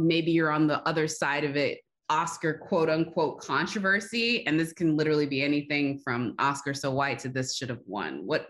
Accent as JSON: {"language": "English", "town": "Austin", "region": "Texas", "country": "United States", "moved": "yes", "lives_now": "Los Angeles, United States", "said": "I came from Texas, and out here in California, one of the three things I liked when I made the very stupid, and it seems the only decision to move from Austin, Texas to Los Angeles"}